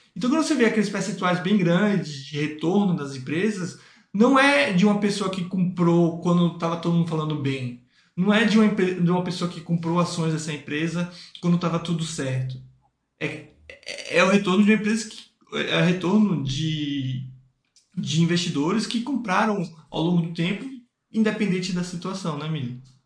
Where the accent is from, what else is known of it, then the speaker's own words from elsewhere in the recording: Northeast Region, Brazil; eu sou do Nordeste